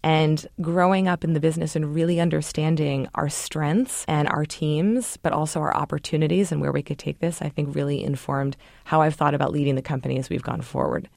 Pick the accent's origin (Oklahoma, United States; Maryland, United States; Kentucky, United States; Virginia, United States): Maryland, United States; Baltimore; I grew up in Baltimore, Maryland